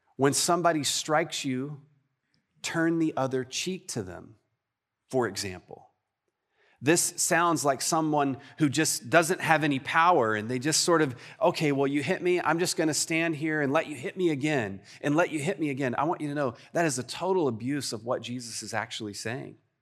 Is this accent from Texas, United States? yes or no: yes; Texas, United States; I'm too Texan and Southern for